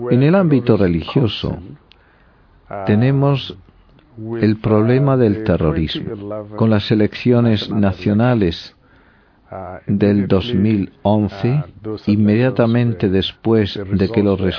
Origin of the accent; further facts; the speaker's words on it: Kaduna State, Nigeria; soy obispo de Kanfancham, en el noroeste de Nigeria